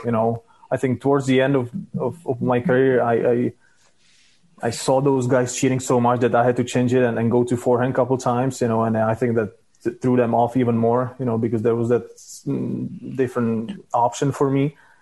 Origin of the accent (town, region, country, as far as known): Czechia; born or raised there